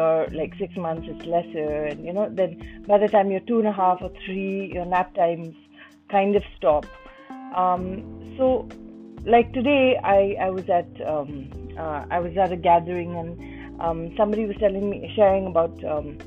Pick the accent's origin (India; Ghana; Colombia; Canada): India; I'm Indian